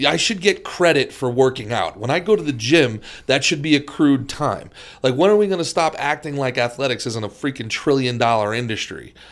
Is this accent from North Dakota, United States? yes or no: no; New Jersey, United States; also born or lived in Brooklyn, New York; now in Florida, United States; I was born in Brooklyn and raised in Jersey